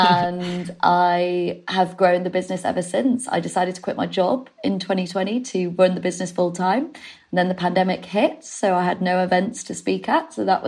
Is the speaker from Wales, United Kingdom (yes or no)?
no; Leeds, Yorkshire and the Humber, United Kingdom; also born or lived in Manchester; I'm from the north, if you can't detect. I'm from Leeds and I used to live in Manchester.